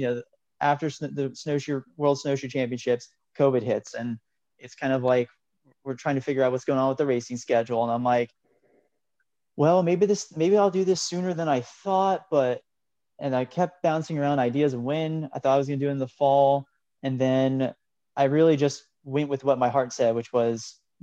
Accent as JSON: {"language": "English", "region": "New Jersey", "country": "United States", "tie": "born or raised there", "also_born_or_lived": "Oklahoma / upstate New York", "moved": "as an adult", "said": "being kind of a New Jersey native, I left, went to school in Oklahoma, moved for grad school in upstate New York, and lived in upstate New York for about 6 years before moving back down to New Jersey"}